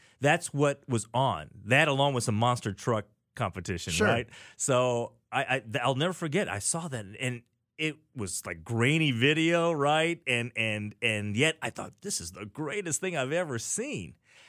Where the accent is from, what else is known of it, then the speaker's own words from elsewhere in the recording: Missouri, United States; Well, as a Cardinals fan growing up in Central Missouri, one of the players that I really loved was Lou Brock.